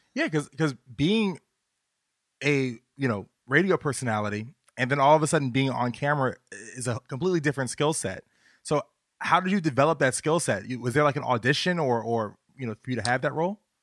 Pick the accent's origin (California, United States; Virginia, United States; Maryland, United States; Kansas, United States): Virginia, United States; I'm from Virginia